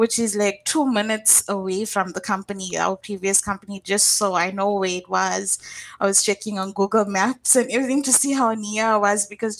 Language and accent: English; Durban, KwaZulu-Natal, South Africa; moved away as an adult; now in Johannesburg, South Africa; I'm actually from a state called KwaZulu-Natal. And it's a small town there, a suburb, which is Durban.